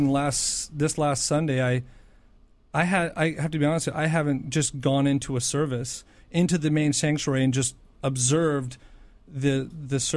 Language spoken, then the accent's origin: English; Portland, Oregon, United States; moved away as an adult; now in New York, United States; from Portland, Oregon.